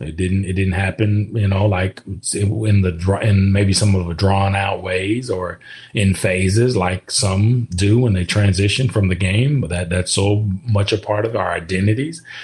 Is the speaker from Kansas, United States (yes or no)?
yes; Kansas, United States; moved away as an adult; growing up in Kansas, again, you're a Midwestern kid